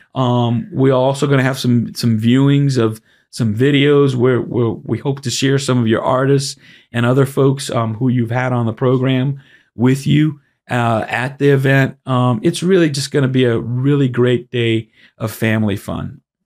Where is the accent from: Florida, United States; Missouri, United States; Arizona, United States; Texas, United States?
Florida, United States; Miami; also born or lived in Brooklyn, New York; I was born in Brooklyn. but I've lived most of my life, almost all of it, here in Miami